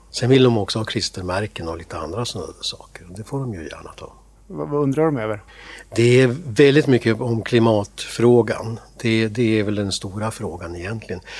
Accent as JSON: {"language": "Swedish", "region": "Gävleborg County", "country": "Sweden", "also_born_or_lived": "Byske", "said": "Nej, jag är inte västeråsare. Jag är hälsing från början. Men sen har jag flyttat runt lite grann i, Sverige får jag säga."}